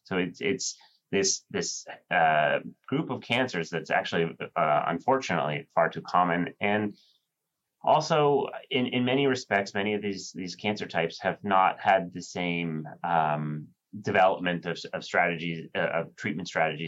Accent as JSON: {"language": "English", "area": "San Francisco Bay Area", "region": "California", "country": "United States", "tie": "born or raised there", "also_born_or_lived": "New York", "moved": "as an adult", "lives_now": "New Haven, United States", "said": "I grew up on the West Coast in the San Francisco Bay Area"}